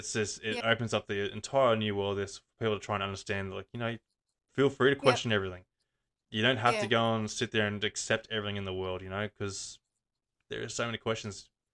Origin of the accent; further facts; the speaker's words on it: Gold Coast, Queensland, Australia; moved away; I grew up on the Gold Coast there, and like, even though I was on the outskirts of the Gold Coast, it's still the city life